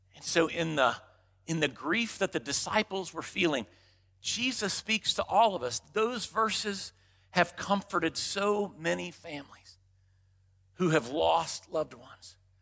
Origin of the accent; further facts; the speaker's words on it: Dallas, Texas, United States; growing up in Dallas, Texas, late sixties, early seventies